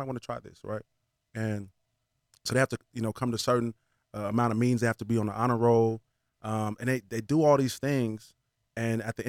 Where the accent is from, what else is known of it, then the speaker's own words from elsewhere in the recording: Las Vegas, Nevada, United States; this is where I'm from, man. I take a lot of pride in being from Vegas